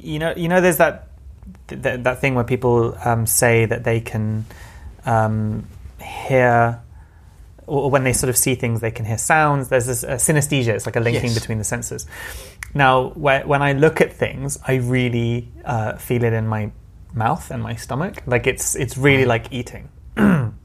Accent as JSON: {"language": "English", "region": "London", "country": "United Kingdom", "tie": "born or raised there", "said": "I'm a Londoner. So I was born and brought up in London, first generation."}